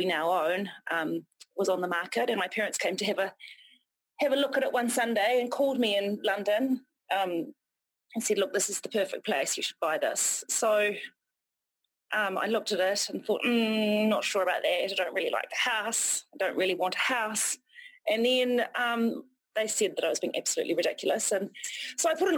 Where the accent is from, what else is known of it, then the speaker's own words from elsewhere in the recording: Otago, New Zealand; also born or lived in Dunedin / Wanaka; I grew up in Otago, so I grew up on a sheep and beef farm near Lake Mahanarangi, which is about sort of just over an hour from Dunedin